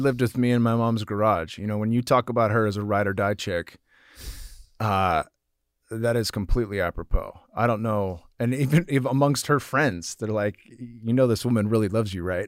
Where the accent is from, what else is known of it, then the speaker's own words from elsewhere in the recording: San Jose, California, United States; it was in San Jose, my hometown at the Shark Tank.